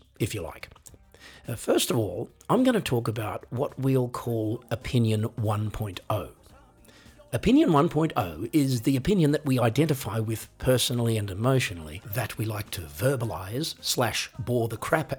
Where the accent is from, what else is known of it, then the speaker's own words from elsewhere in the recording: Australia; I am an Australian